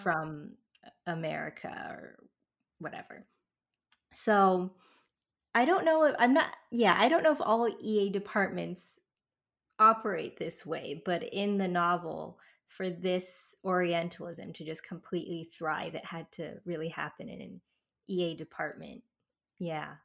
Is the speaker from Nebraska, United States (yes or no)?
no; California, United States; also born or lived in France / Taiwan; now in New York, United States; I'm from California, that's where I grew up